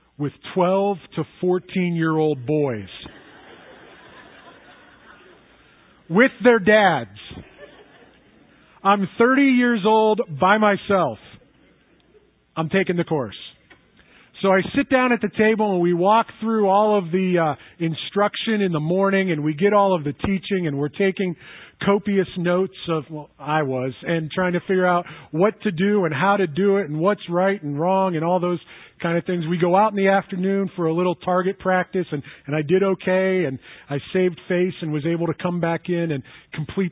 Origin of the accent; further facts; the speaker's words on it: United States; also born or lived in Somerset; I grew up here in Erie County